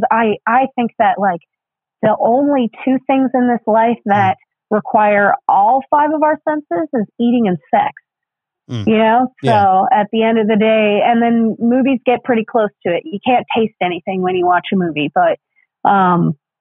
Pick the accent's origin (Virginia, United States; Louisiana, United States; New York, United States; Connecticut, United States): Connecticut, United States; Putnam; I am from Putnam, Connecticut